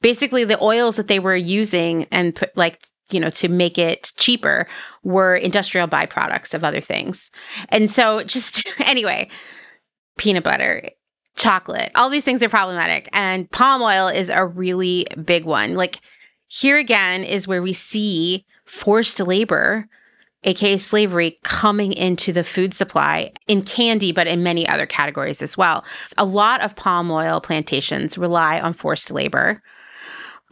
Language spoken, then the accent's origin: English; Central Pennsylvania, United States; I'm from Central Pennsylvania. I actually grew up really close to Hershey, Pennsylvania